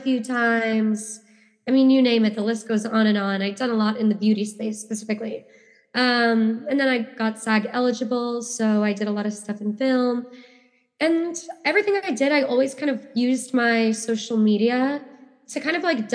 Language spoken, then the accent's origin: English; New York City, New York, United States; I grew up in New York